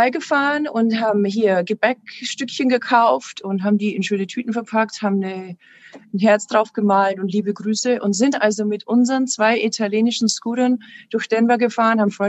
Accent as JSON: {"language": "German", "town": "Passau", "region": "Bavaria", "country": "Germany", "moved": "yes", "said": "Ich komme ursprünglich aus Passau. Da war 2013 ein Riesenhochwasser."}